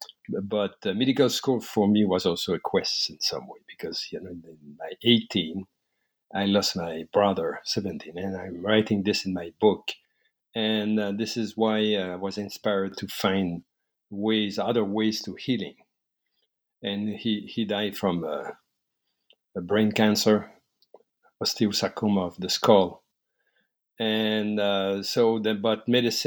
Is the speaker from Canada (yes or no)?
yes; La Beauce, Quebec, Canada; I grew up in La Beauce, Quebec, Canada